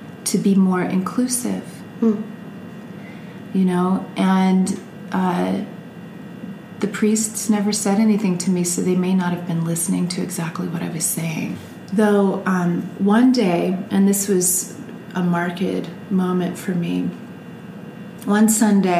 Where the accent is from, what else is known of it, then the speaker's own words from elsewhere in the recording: Sugar Land, Texas, United States; also born or lived in Kentucky; I grew up in Texas, and after Kentucky, I ended up in Texas